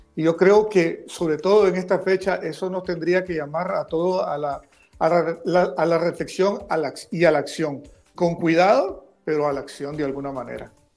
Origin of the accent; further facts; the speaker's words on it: Nicaragua; como nicaragüense